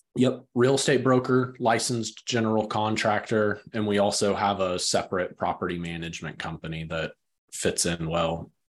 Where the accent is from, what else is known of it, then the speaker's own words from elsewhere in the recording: West Texas, United States; now in Greensboro, United States; I grew up in West Texas.